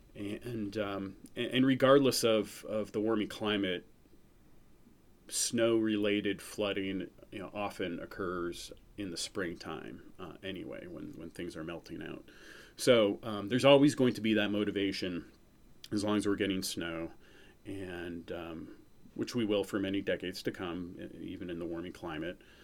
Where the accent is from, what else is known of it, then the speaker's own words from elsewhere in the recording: New Hampshire, United States; also born or lived in Missouri; I grew up in New Hampshire, uh, and that's currently where I live as well.